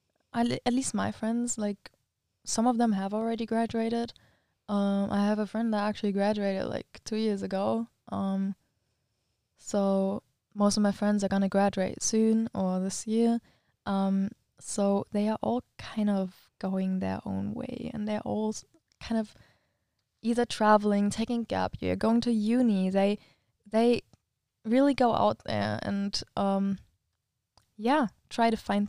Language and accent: English; Germany; now in Switzerland; we need to find a weekend where I can come to Germany and she can also come back to the to our hometown.